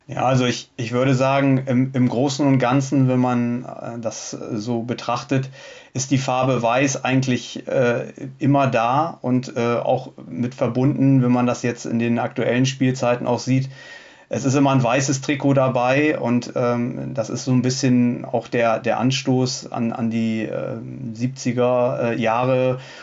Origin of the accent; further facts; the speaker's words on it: Bremen, Germany; ich komme ja aus der Bremer Region